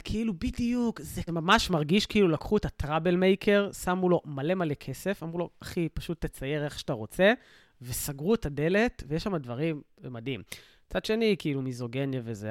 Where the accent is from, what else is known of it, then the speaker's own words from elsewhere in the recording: Sderot, Southern District, Israel; כדרומי או כמילואימניק, אה, כשדרותי